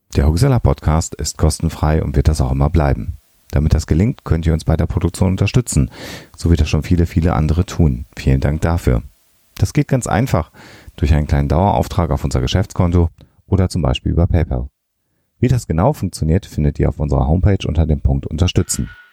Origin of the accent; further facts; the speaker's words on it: Germany; als Deutscher